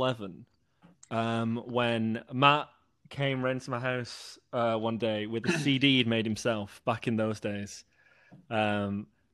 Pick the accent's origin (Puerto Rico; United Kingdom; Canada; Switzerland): United Kingdom; Greater Manchester, North West England; I'm 27, I'm from Greater Manchester.